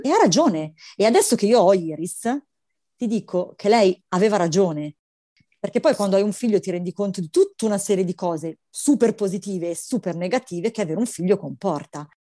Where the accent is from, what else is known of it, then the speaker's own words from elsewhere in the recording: Milan, Lombardy, Italy; io sono milanese